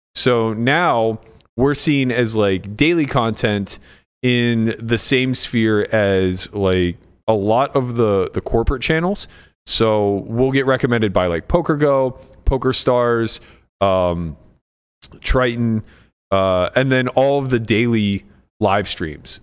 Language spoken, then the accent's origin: English; United States; I'm American. I'm a quarter Italian, quarter Slovak.